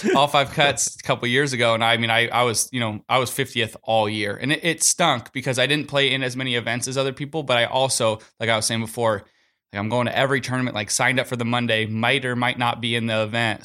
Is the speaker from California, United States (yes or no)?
yes; Southern California, United States; I'm from Southern California